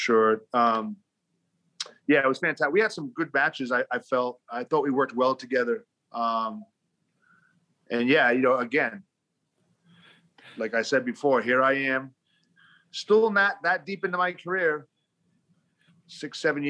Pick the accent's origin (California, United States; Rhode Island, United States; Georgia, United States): Rhode Island, United States; moved away as an adult; But I grew up in New England, in Rhode Island